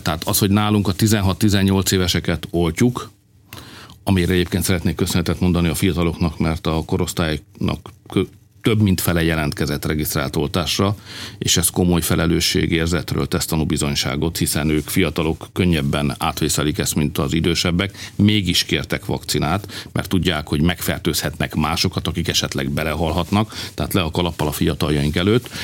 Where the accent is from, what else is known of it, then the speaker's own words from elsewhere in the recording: Hungary; magyar vagyok